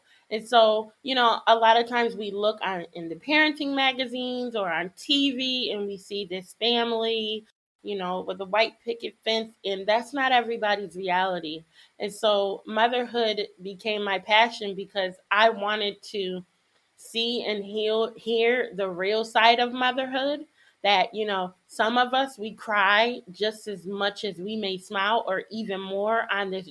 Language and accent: English; Connecticut, United States; I'm African American and growing up in Connecticut